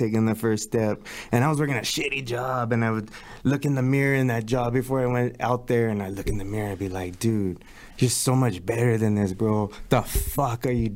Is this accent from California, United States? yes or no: yes; Los Angeles, California, United States; I grew up in East